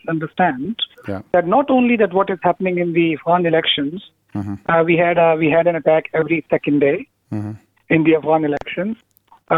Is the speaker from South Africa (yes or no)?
no; Pakistan; being a Pakistani